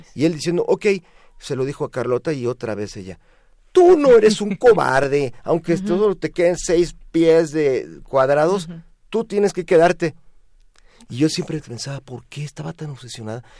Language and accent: Spanish; Mexico; como todo mexicano